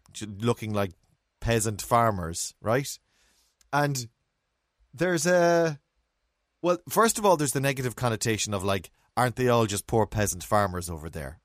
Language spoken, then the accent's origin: English; Ireland; we're Irish and we're raised in Ireland